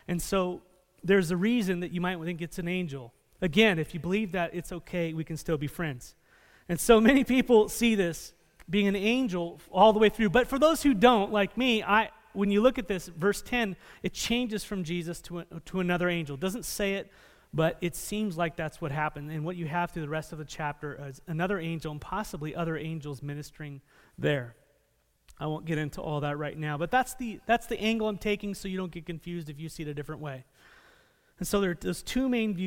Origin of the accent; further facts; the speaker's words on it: San Diego, California, United States; moved away; I grew up in San Diego